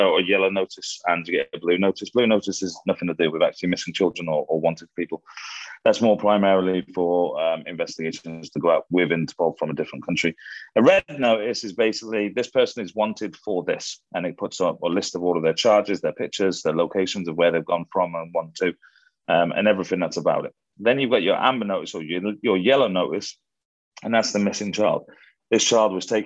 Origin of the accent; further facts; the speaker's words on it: United Kingdom; being Brit